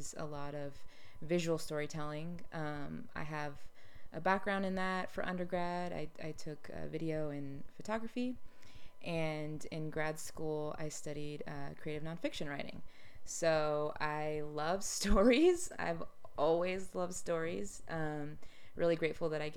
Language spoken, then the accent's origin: English; Austin, Texas, United States; moved away as an adult; also born or lived in New York City; I grew up in Austin